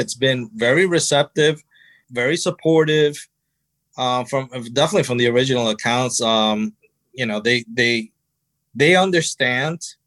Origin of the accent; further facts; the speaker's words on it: New Jersey, United States; I was born in New Jersey